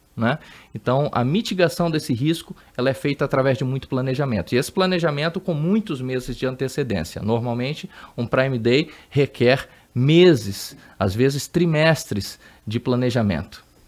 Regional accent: Amazonas, Brazil; moved away as an adult; now in São Paulo, Brazil; Eu sou do Amazonas, sou amazonense, então até aquela época, 2010, eu morei lá no Amazonas, então morei 30 anos da minha vida lá no Amazonas

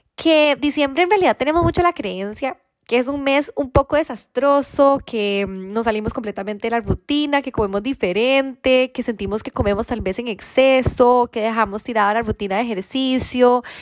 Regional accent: Costa Rica; soy de Costa Rica

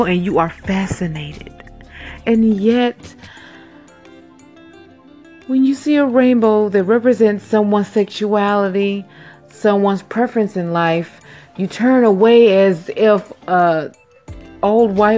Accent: Chicago, Illinois, United States; I was born in Cook County, Chicago, Illinois. You know, Chirac

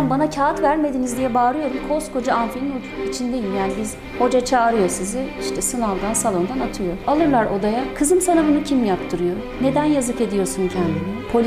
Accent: Konya, Turkey

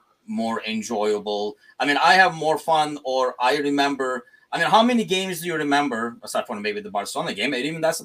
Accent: Turkey; moved away; I'm originally from Turkey

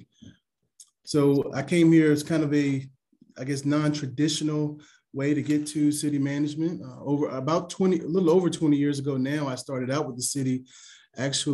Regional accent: Lynchburg, Virginia, United States; I am from Lynchburg, so we kind of call this, always call it a small town

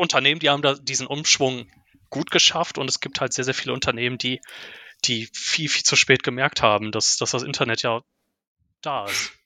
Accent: Ruhr area, North Rhine-Westphalia, Germany; als Ruhrpottler ist natürlich ThyssenKrupp auch um, um einen durchgehend herum

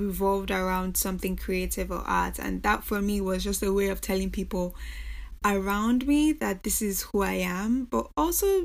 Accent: Nigeria; moved away as an adult; also born or lived in United States / England; now in New York, United States; So I grew up in Nigeria, but I was born in America. So I spent most of my years in Nigeria

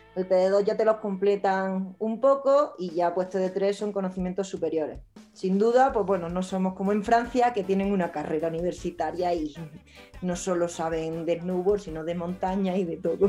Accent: Spain; los españoles tenemos la suerte de tener una seguridad social

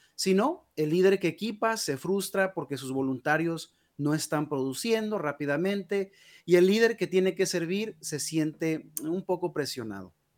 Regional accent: Guadalajara, Jalisco, Mexico; now in United States; yo nací en Guadalajara, Jalisco, México. Ya tengo ya 21 años viviendo en los Estados Unidos.

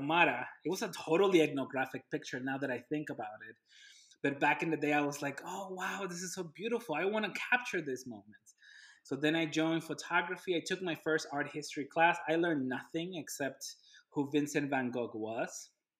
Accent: Ciudad Juárez, Chihuahua, Mexico; moved away; I'm from Juarez

